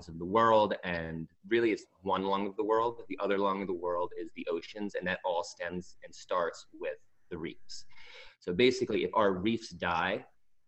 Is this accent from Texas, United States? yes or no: no; Long Island, New York, United States; right now I'm in Long Island, which is where I'm originally from